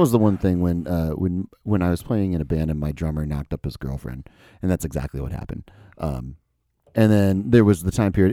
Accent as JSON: {"language": "English", "country": "United States", "said": "as an American"}